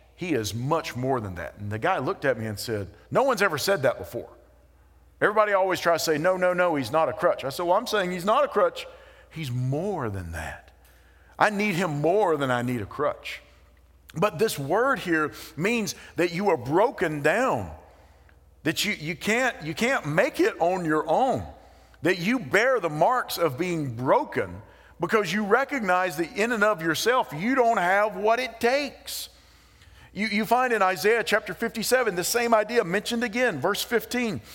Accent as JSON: {"language": "English", "country": "United States", "said": "we have dual citizenship, that we are American citizens"}